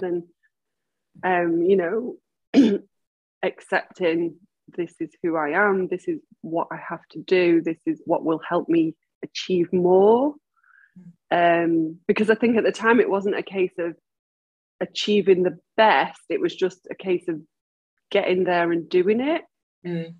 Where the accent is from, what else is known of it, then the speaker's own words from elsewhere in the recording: Manchester, North West England, United Kingdom; I was born and bred in Manchester